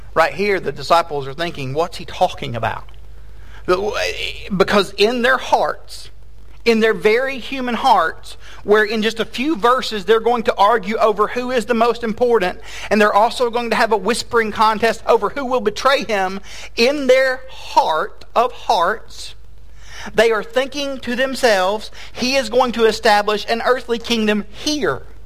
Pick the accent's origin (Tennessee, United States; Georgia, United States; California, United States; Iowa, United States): Tennessee, United States; moved away as an adult; also born or lived in Fort Worth, Texas; now in Texas, United States; I am from Tennessee